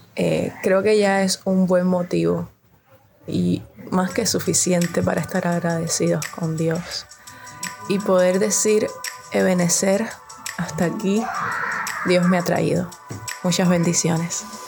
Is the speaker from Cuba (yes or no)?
yes; Cuba; also born or lived in Havana, Cuba